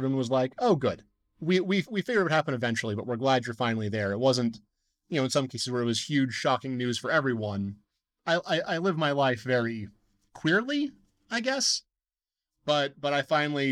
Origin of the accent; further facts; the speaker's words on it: Deer Lodge, Montana, United States; now in Missoula, United States; I grew up in Deer Lodge